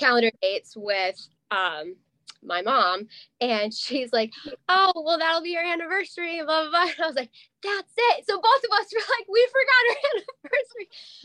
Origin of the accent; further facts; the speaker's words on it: Madison, Wisconsin, United States; moved away as an adult; also born or lived in Milwaukee, Wisconsin; now in northern Wisconsin, United States; I grew up in Madison, like that's where I went to high school